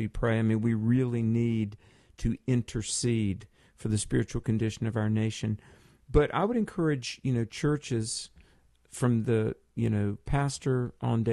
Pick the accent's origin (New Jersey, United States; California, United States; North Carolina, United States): North Carolina, United States; from my home state in North Carolina